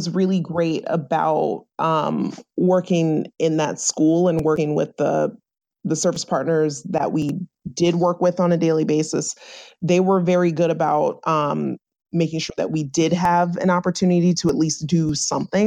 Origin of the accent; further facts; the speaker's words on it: Virginia, United States; moved away as an adult; now in Rhode Island, United States; I'm originally from Virginia.